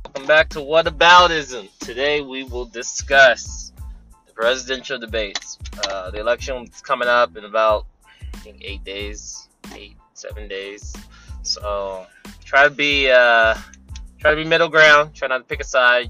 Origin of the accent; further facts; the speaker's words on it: California, United States; I'm from California